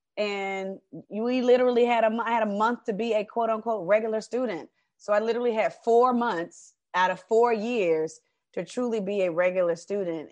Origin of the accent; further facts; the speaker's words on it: Decatur, Georgia, United States; also born or lived in Atlanta; I'm a, uh, originally from Atlanta, raised in Decatur, Georgia